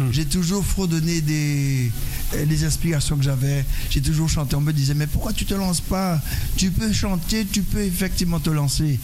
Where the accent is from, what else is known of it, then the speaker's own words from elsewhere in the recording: Petit-Bourg, Guadeloupe; je suis de Petit-Bourg